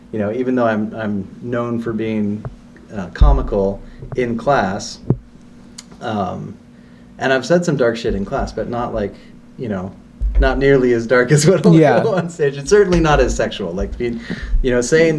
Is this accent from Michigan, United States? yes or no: no; Corralitos, California, United States; moved away; I grew up in a really small town in the south part of the county called Corralitos